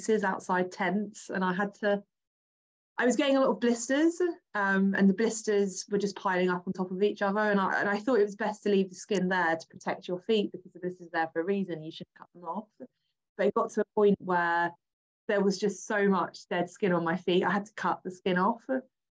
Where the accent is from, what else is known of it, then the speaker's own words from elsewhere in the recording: England, United Kingdom; I am English. I live in England.